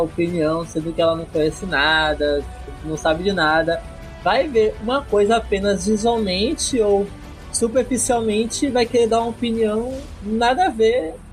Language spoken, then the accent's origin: Portuguese; Salvador, Bahia, Brazil; Sou de Salvador, Bahia